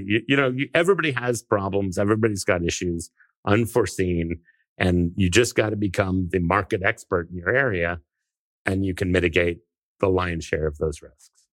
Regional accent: California, United States; I grew up, I was born in California

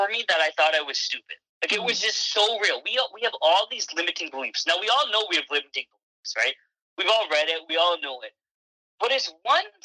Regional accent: Canada; also born or lived in England; I was born in England and I moved to Canada when I was about 6 years old

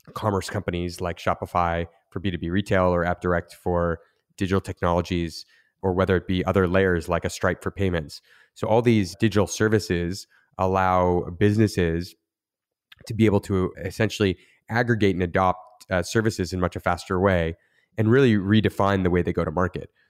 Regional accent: Niagara region, near Niagara Falls, Ontario, Canada; I grew up in Niagara region near, uh, Niagara Falls, Canada

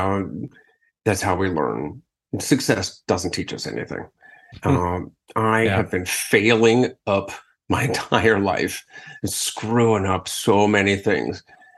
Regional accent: Akron, Ohio, United States; moved away; my hometown of Akron.

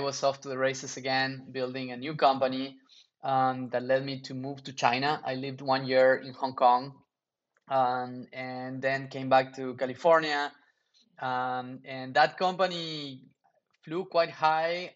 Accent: Argentina; moved away as an adult; also born or lived in Europe / New York; I grew up in Argentina

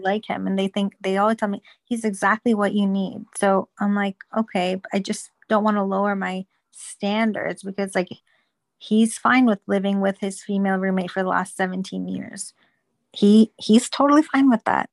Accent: Toronto, Ontario, Canada; I'm actually from Toronto as well

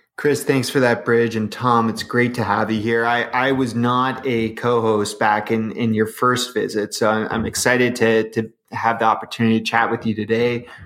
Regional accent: Canada; as a Canadian

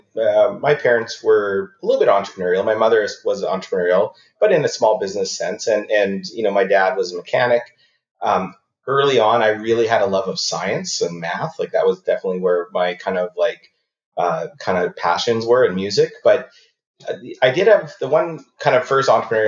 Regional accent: Esterhazy, Saskatchewan, Canada; moved away as an adult; also born or lived in Winnipeg; I'm from a town called Esterhazy, which is pretty close to the Manitoba-Saskatchewan border in the south.

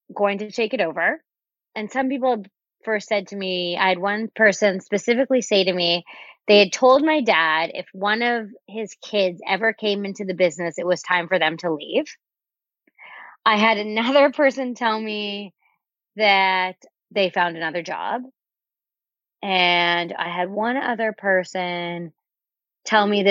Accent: Canada; also born or lived in Miami, United States / Winnipeg, Canada; I was on a work visa in the States, being that I'm Canadian

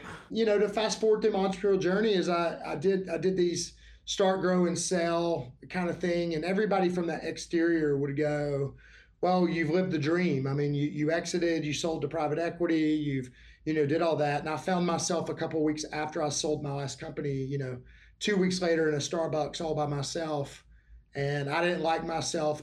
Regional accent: Alabama, United States; I'm from Alabama

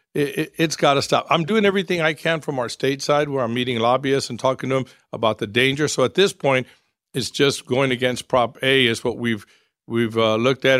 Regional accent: San Antonio, Texas, United States; I'm born and raised in San Antonio. I've lived my whole life in San Antonio

